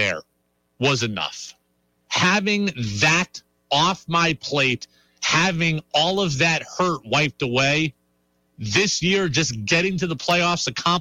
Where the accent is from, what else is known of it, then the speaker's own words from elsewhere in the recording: Seattle, Washington, United States; I grew up in Seattle